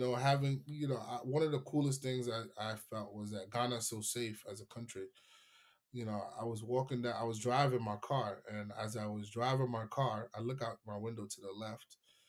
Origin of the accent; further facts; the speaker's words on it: New York, United States; I mean, I'm a New Yorker, man.